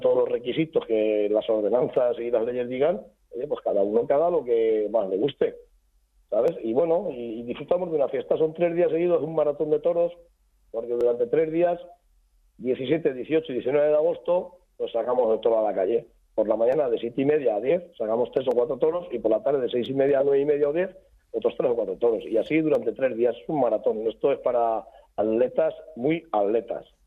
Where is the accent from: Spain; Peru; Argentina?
Spain; Chiva, Valencian Community; Chiva somos eh, castellano parlantes va a pesar de estar a 25 kilómetros de la capital de Valencia, somos castellanos parlantes